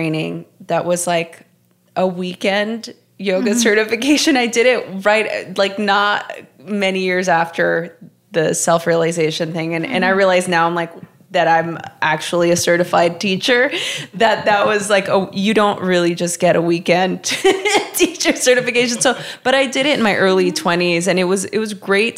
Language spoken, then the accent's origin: English; Los Angeles, California, United States; moved away as an adult; also born or lived in Portland; I grew up in Los Angeles my whole life